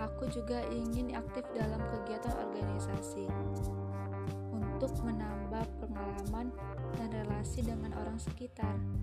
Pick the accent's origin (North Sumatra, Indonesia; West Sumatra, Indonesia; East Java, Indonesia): North Sumatra, Indonesia; Aku berasal dari Sumatera Utara